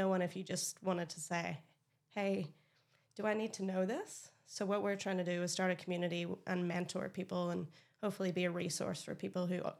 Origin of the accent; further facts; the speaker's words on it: Northern Ireland, United Kingdom; moved away as an adult; now in Australia; if you can't hear, I'm from Northern Ireland.